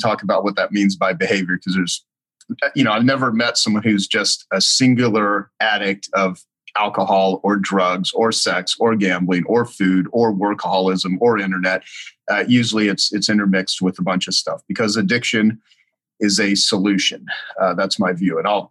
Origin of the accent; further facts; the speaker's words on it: El Paso, Texas, United States; I was born in El Paso, Texas